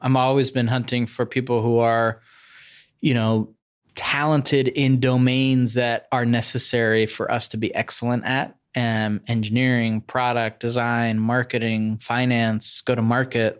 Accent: Bay Area, California, United States; I grew up in the Bay Area.

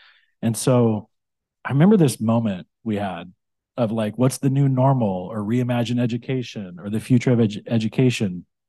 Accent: California, United States; I grew up in the Central Valley. I grew up in a small town in the Central Valley.

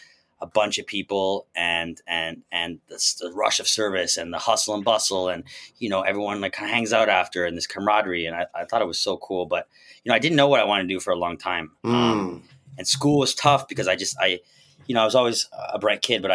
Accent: Quebec, Canada; moved away as an adult; now in Philadelphia, United States; I grew up on the Quebec side, and my family on my mother's side and father's side, they're both fully Quebecois

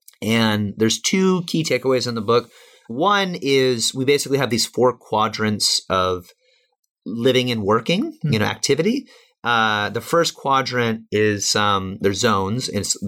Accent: Midwest, United States; I came from Midwestern, middle class, make, $20,000, $30,000, $40,000 a year.

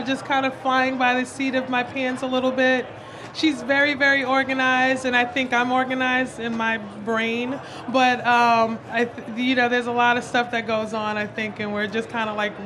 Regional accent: New York City, New York, United States; moved away as an adult; now in Savannah, United States; I'm born and raised in New York City

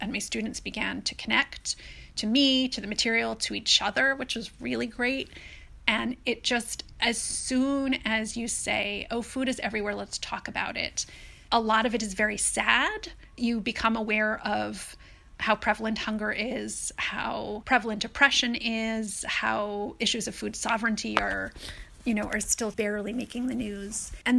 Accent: Brooklyn, New York, United States; My mother raised me by herself, and she was from England, and she was this kind of cool hippie chick who was interested in everything. And so she loved New York.

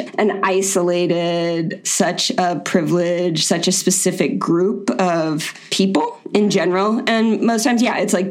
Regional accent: Florida, United States; I'm from Florida. It's the weirdest state in the country

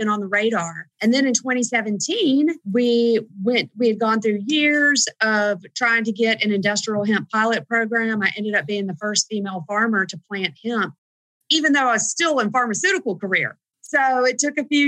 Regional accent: the South, United States; we're from the South

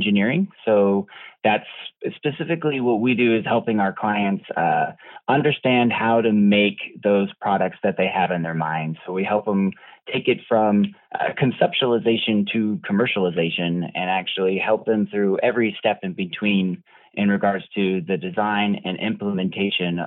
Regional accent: Douglasville, Georgia, United States; moved away; also born or lived in Colorado; Douglasville, Georgia was where I was born. Most of my family is actually all from the South

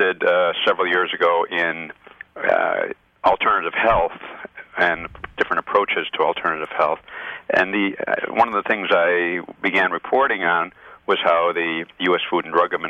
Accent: Chicago, Illinois, United States; now in New Hampshire, United States

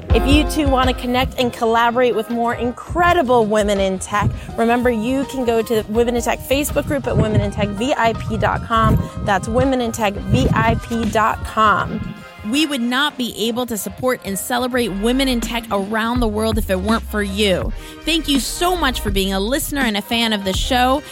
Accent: Venezuela; now in San Francisco, United States; I'm from Venezuela, currently living in San Francisco

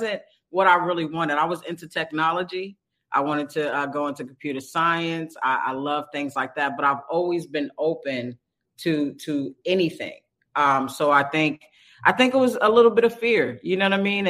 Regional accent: New York, United States; now in California, United States; I'm from New York. I actually started out in the projects with Keenan and, let's say 10 kids and my grandparents.

